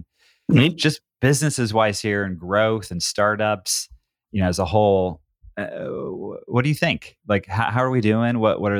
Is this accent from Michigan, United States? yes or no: no; Southern Oregon, United States; now in Tigard, United States; I grew up in Southern Oregon.